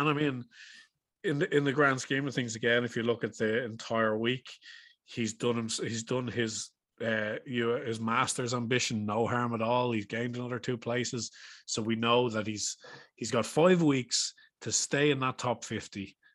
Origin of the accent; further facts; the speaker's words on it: Ireland; we're Irish